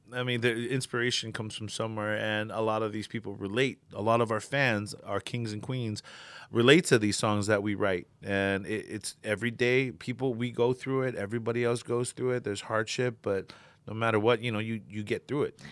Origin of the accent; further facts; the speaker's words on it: Hawaii, United States; moved away; also born or lived in American Samoa / Samoa; I grew up in Hawaii for about ten, good ten years of my life